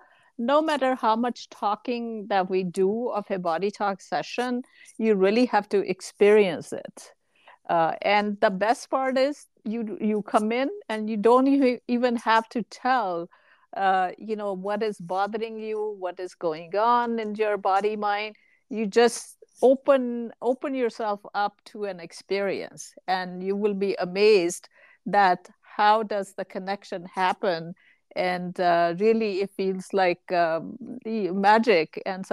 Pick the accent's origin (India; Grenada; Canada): India; now in United States; Actually, the analogy that comes to mind is when we moved to US from India.